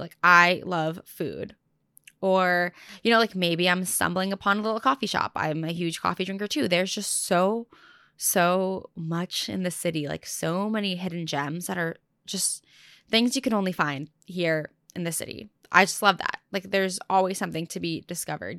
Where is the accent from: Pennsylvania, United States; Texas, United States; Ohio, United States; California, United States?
California, United States; Orange County; moved away as an adult; now in New York City, United States; I spent the last few months back home, like in my childhood home in SoCal